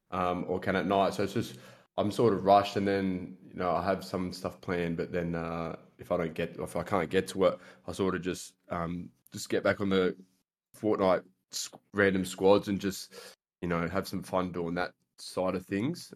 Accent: Australia; I'm an Australian, I guess you could say, content creator.

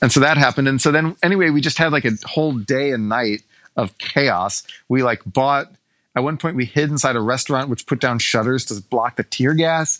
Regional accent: Texas, United States; being a Texan as I am

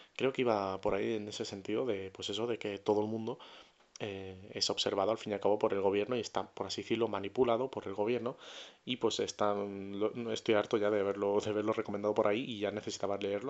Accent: Murcia, Region of Murcia, Spain; yo soy de Murcia

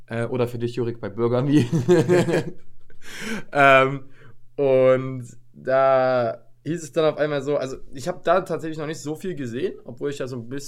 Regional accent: Paderborn, North Rhine-Westphalia, Germany; weil wir kommen ja aus Paderborn

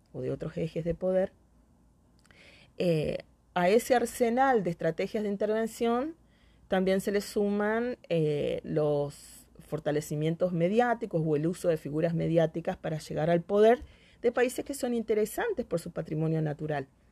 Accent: Argentina

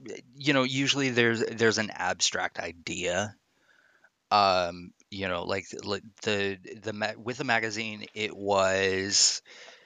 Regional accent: Alabama, United States; moved away; also born or lived in Atlanta, Georgia; I went to high school in Alabama

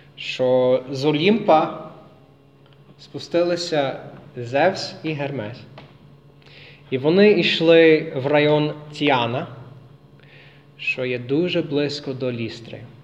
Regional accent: United States; Ukrainian is a second language; now in Lviv, Ukraine; я американець е, з Америки

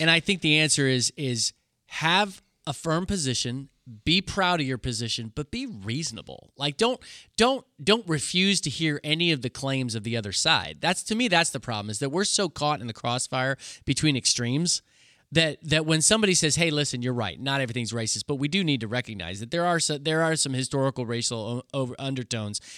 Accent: Kansas, United States; I'm from Kansas

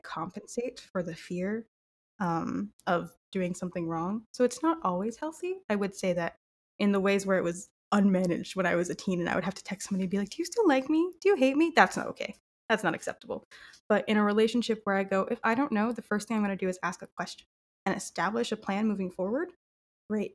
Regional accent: Southern California, United States; growing up in Southern California

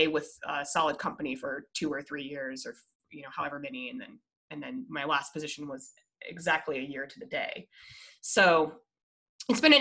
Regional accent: Colorado, United States; I'm originally from Colorado

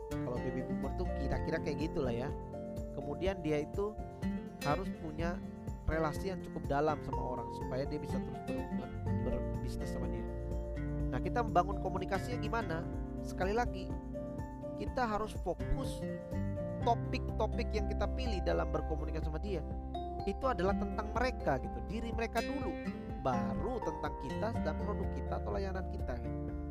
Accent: Java, Indonesia; misalkan orang Batak gitu ya bertemu sama kita orang Jawa

